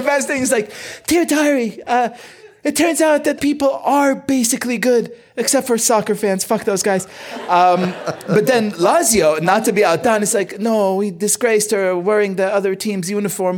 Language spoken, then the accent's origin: English; Israel; moved away; I grew up in Israel